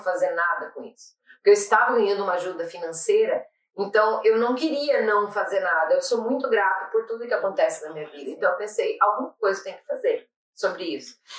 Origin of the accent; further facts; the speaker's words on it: Brazil; moved away as an adult; now in Ireland; eu sou brasileira